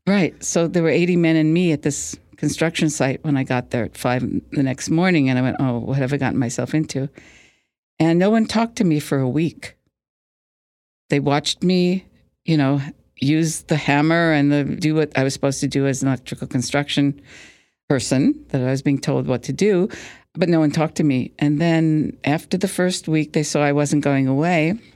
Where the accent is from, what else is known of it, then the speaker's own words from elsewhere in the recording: Plainview, New York, United States; I grew up on Long Island, in Plainview